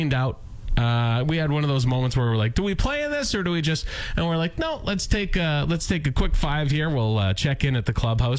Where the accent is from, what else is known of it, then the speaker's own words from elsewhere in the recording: Canada; as a Canadian